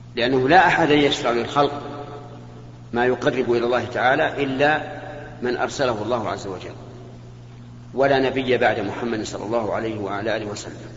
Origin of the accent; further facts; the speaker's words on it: Saudi Arabia; عندنا في المملكة العربية السعودية